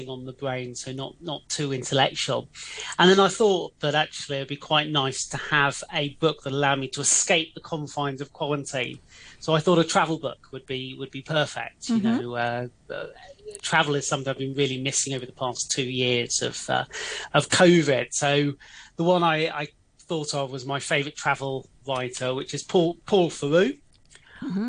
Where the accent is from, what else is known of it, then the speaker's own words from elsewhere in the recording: England, United Kingdom; moved away as an adult; now in Hong Kong; being English